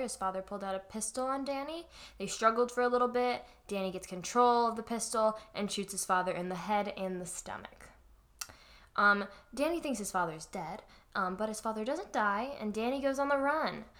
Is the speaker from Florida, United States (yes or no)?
yes; Florida, United States; I'm from Florida